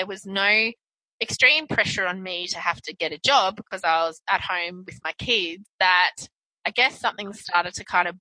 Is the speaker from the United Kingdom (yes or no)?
no; Brisbane, Queensland, Australia; I grew up in Brisbane, mm-hmm. Australia